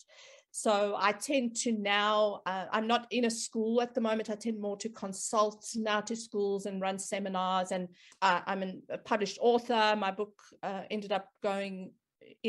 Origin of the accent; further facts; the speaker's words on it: South Africa; moved away as an adult; now in Australia; I am South African background, but I've lived in Australia for probably almost 18 years now. I've spent part of my career, my early career, obviously in South Africa